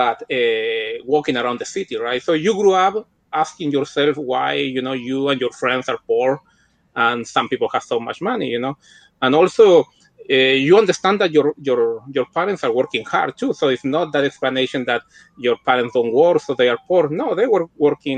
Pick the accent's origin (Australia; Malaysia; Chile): Chile; Chillán, Ñuble; English is a second language; moved away as an adult; also born or lived in California; now in Santiago, Chile; I am from Chile, from southern Chile. You know, Chillán is a small city, not that small, like 250,000 people in Chile. And I grew up there